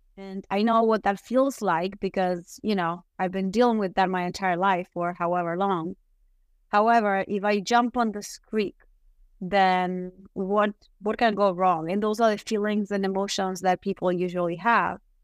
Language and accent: English; Uruguay; moved away as an adult; now in United States; I am from Uruguay.